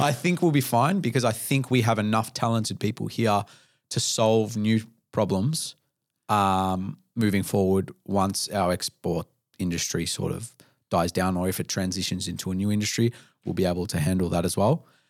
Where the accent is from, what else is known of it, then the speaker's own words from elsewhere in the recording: Melbourne, Victoria, Australia; my first twenty-eight years of life as an Australian person